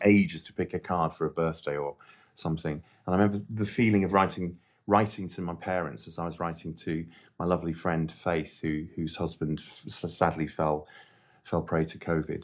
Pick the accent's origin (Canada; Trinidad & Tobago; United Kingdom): United Kingdom; Llandudno, Wales; I grew up in Llandudno